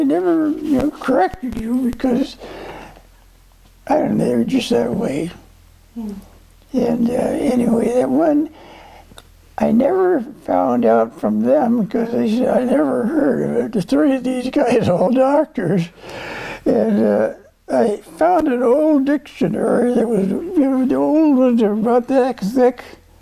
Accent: North Dakota, United States; born there; Before I was born in North Dakota. I never lived there much. But I went back to North Dakota when I started farming.

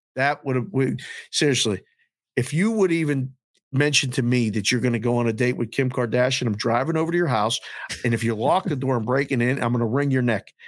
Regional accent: Pittsburgh, Pennsylvania, United States; I was a kid from Pittsburgh who grew up

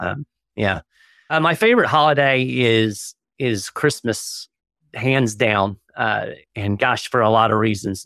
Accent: Florida, United States; I've spent most of my life in Florida

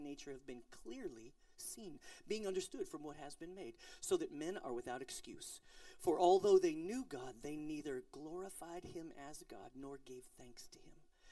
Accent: Colorado, United States; I'm from Colorado

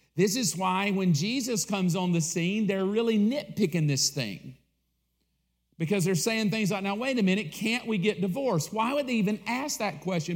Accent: the South, United States; I grew up in the South.

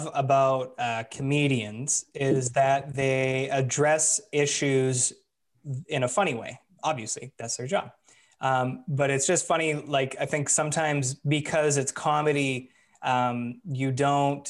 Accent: Vancouver, British Columbia, Canada; we're from Vancouver, so like, yeah, West Coast

